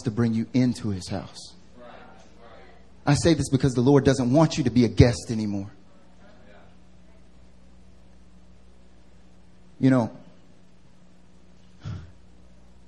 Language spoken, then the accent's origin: English; North Carolina, United States; now in Seoul, South Korea; I'm from North Carolina. I'm from the South. And back home, I don't know, at least in North Carolina where I grew up